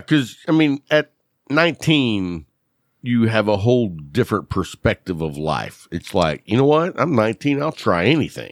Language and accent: English; Lubbock, Texas, United States; I grew up in Lubbock, which was, like, the best of both worlds